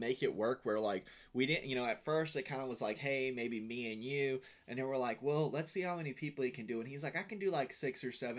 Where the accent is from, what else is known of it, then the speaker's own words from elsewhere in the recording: Florida, United States; And I'm me being from Florida